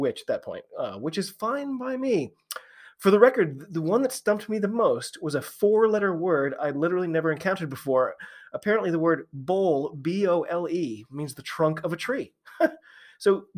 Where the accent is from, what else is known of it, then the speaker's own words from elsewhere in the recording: United States; I'm an American rugby fan